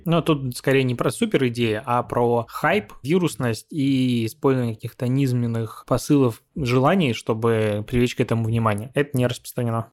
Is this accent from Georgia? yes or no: no; Belarus; moved away as an adult; now in Russia; Я сам из Беларуси, и там достаточно большую часть, короче, жизни прожил, недавно переехал в Россию